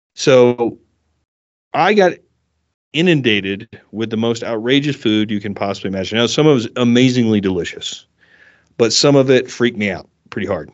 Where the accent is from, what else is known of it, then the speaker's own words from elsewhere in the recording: South Carolina, United States; moved away as an adult; also born or lived in Orange County, California; now in Colorado, United States; I grew up in South Carolina, and then I moved to Southern California